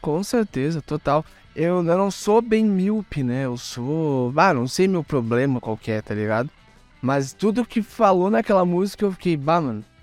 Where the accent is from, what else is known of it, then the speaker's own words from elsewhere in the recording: Porto Alegre, Rio Grande do Sul, Brazil; sou de Porto Alegre